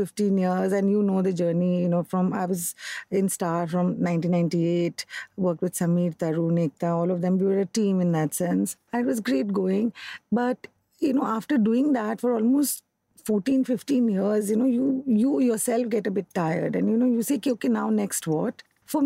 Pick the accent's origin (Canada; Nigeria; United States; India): India; Kolkata, West Bengal; I grew up in Calcutta